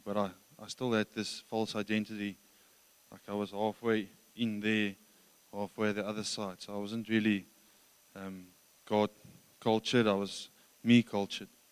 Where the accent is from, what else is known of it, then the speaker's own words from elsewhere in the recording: Krugersdorp, Gauteng, South Africa; moved away; also born or lived in Johannesburg; I grew up in Johannesburg um, from Krugersdorp or Kriersdorp uh, west west of Joburg.